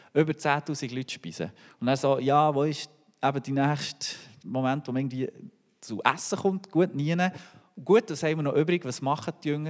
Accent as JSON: {"language": "German", "country": "Switzerland", "said": "als Schweizer"}